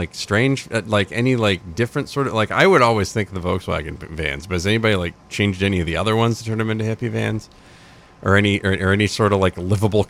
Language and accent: English; Dixfield, Maine, United States; Oh, I grew up in Dixfield.